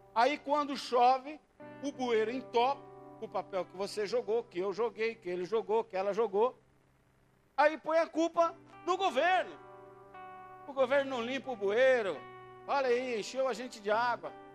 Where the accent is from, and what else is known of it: Brazil